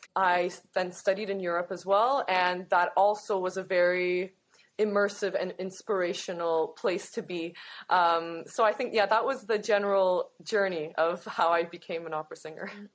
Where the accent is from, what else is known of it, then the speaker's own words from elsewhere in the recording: Toronto, Ontario, Canada; I'm from Toronto, born and raised.